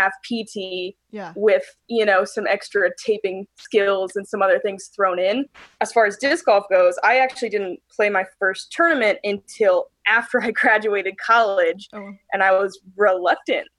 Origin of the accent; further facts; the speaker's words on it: San Diego, California, United States; moved away as an adult; now in Missoula, United States; I grew up in San Diego area